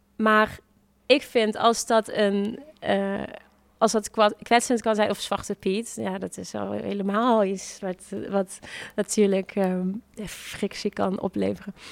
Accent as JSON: {"language": "Dutch", "town": "Venlo", "region": "Limburg", "country": "Netherlands", "tie": "born or raised there", "also_born_or_lived": "The Hague", "moved": "yes", "said": "in principe ben ik hier wel geboren en getogen"}